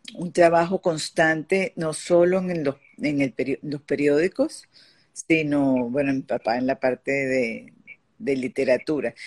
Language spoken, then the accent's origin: Spanish; Venezuela; also born or lived in Paris, France; yo, nací en París y, porque mis padres estaban justamente eh, viviendo en Francia en, ese momento, volví a Venezuela de bebé